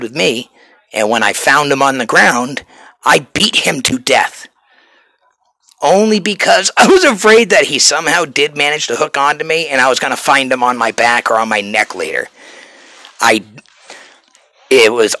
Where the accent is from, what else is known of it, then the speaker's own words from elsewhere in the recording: New Hampshire, United States; moved away; You can take the boy out of New Hampshire, but you cannot take the New Hampshire out of the boy